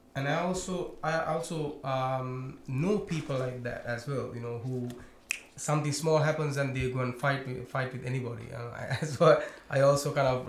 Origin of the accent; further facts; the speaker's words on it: Sri Lanka; I'm from Sri Lanka